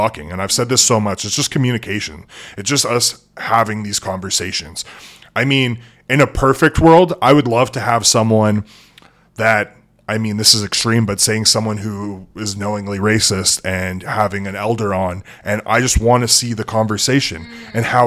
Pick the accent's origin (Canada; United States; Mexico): Canada; Edmonton, Alberta; moved away as an adult; also born or lived in Lloydminster; now in Fort St. John, Canada; I'm from Edmonton. I'm a city boy. I was raised in the city